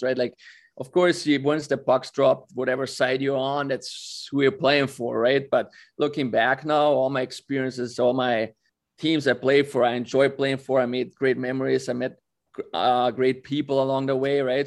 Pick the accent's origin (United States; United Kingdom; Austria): Austria; born or raised there